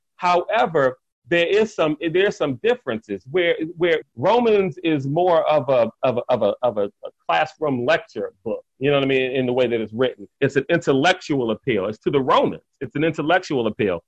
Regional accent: Washington, District of Columbia, United States; I grew up in Northeast DC

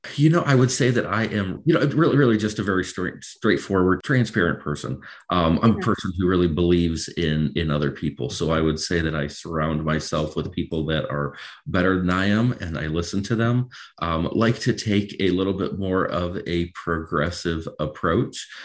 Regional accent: Macomb County, Michigan, United States; moved away as an adult; also born or lived in Dover, Delaware; born and raised in Michigan, really spent most of my life here. Grew up in Macomb County, uh, graduated from Utica High School in 2001.

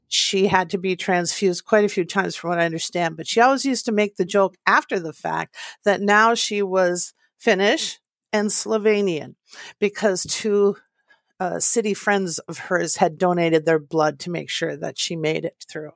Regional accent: Eveleth, Minnesota, United States; I was born to Pat and Willie in northern Minnesota in a small town called Eveleth.

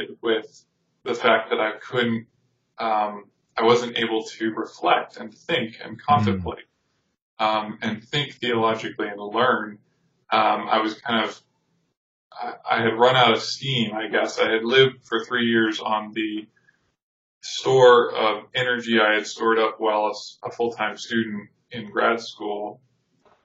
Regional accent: Tucson, Arizona, United States; coming back to my hometown. But when I came back, just a long series of events unfolded, and I ended up working with a ministry in Tucson

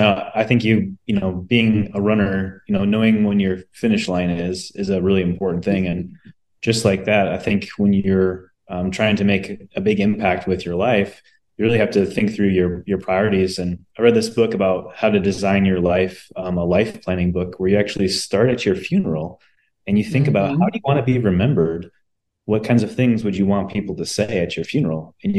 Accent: Waukesha, Wisconsin, United States; now in Minneapolis, United States; I'm from the Minneapolis, St. Paul area. Lived here for the last 20 years. Came from Waukesha, Wisconsin.

